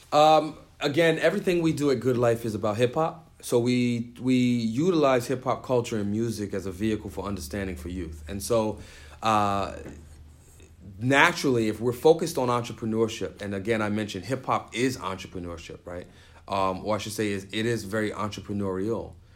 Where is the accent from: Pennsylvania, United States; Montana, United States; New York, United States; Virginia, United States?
New York, United States; New York City; moved away as an adult; now in Syracuse, United States; I grew up in the Bronx and I grew up poor